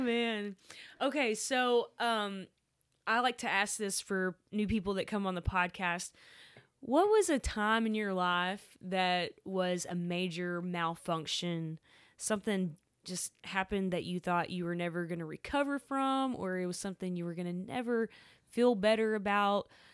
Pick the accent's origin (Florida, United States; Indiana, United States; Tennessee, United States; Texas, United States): Texas, United States; Waco; also born or lived in Dallas; I grew up in Waco